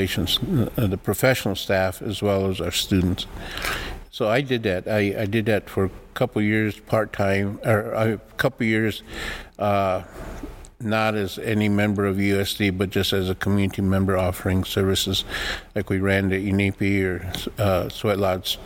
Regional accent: White River, South Dakota, United States; first language Lakota; English is a second language; I grew up in White River, South Dakota

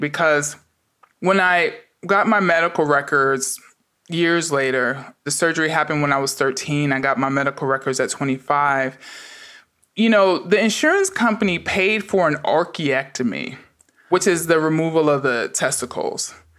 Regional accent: New York City, New York, United States; I grew up in the Bronx during the crack epidemic

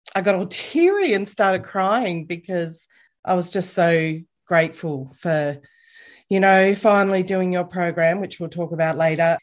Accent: Bendigo, Victoria, Australia; moved away as an adult; I grew up in Bendigo

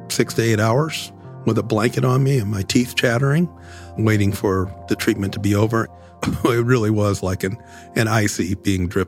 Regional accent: Buffalo, New York, United States; accent: Buffalo; Even my accent, Buffalonians have a particular accent, was altered because I spent so much time in the hospital with professionals who weren't necessarily from the area.

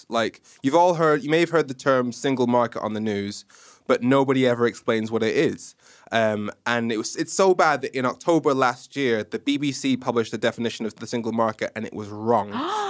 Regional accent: Nigeria; accent: messed up; Nigerian. I watched way too much American TV, primarily Kenan and Kel and Fresh Prince of Bel-Air, hence my messed up accent.

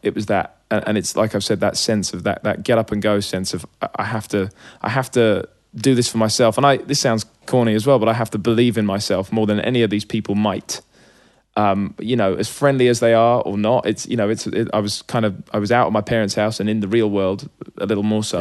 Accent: Hitchin, East of England, United Kingdom; It was a really sort of safe, chill place to grow up as a kid.

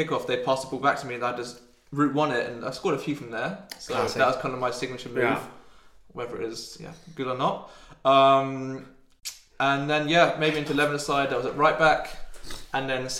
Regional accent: South of England, United Kingdom; I am English from the south of England

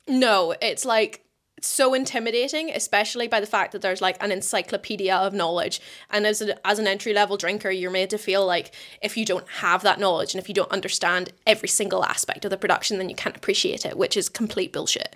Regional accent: Portstewart, Northern Ireland, United Kingdom; moved away as an adult; also born or lived in Scotland; now in New Zealand; being from North Coast of Ireland, I'm from Port Stuart, it's just around the coast from, uh, Bush Mills

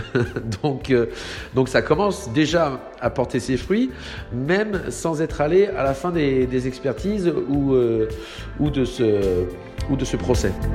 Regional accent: Saint-Malo, Brittany, France; je suis né à Saint-Malo. je travaille à Saint-Malo sur le domaine maritime

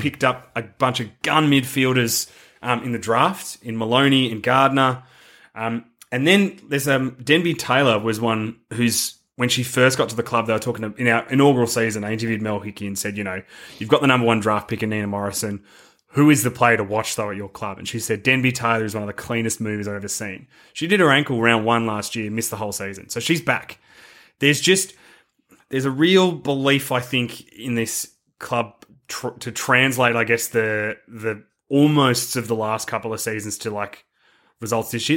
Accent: Australia; as an Australian

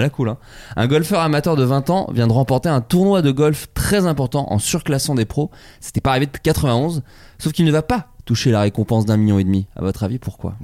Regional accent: Champagne-Ardenne, Grand Est, France; je suis de Champagne-Ardenne

